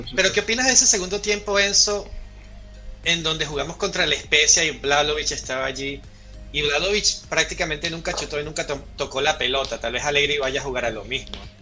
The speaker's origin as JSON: {"language": "Spanish", "country": "Venezuela"}